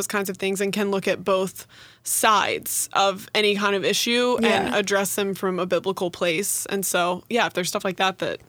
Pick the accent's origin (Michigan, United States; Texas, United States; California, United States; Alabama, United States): Texas, United States; moved away; I love being a Texan.